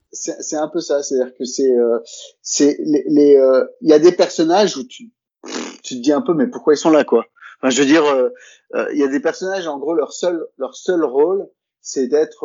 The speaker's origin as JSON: {"language": "French", "country": "France", "moved": "yes", "said": "quand on est français"}